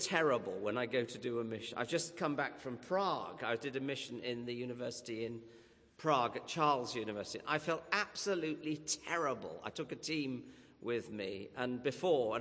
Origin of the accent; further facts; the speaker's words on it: York, Yorkshire and the Humber, United Kingdom; I come from York